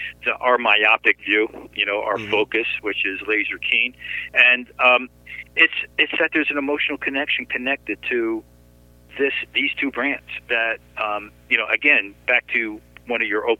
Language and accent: English; New York City, New York, United States; New York City.